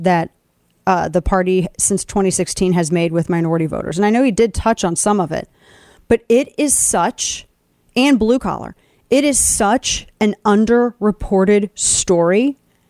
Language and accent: English; Missouri, United States; my home state of Missouri